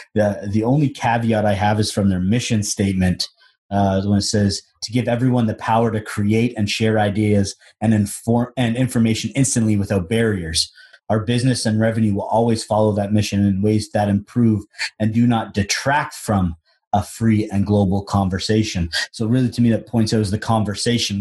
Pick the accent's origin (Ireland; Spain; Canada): Canada; as a Canadian that's watching American sports all the time